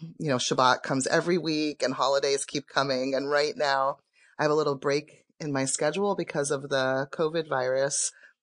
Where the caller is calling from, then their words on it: Olympia, Washington, United States; I'm calling from Olympia, Washington.